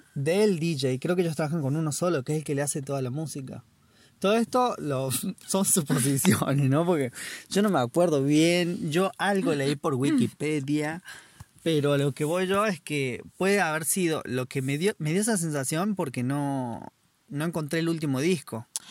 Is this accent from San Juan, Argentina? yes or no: no; La Rioja, Argentina; now in New Zealand; vengo desde también de Argentina, La Rioja, y ahora estoy en Tasmania